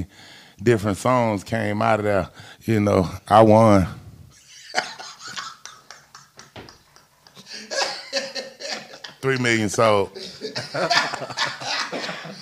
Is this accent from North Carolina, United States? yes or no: no; Atlanta, Georgia, United States; I'm from Perry Homes. Yeah. I'm from Bankhead